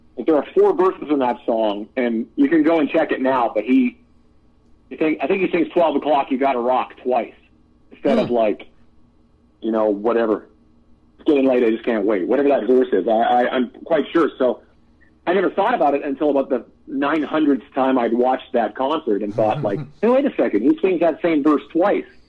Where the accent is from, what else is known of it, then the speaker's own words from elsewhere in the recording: Canada; we're both Canadian, and we grew up on a lot of crazy regional Canadian music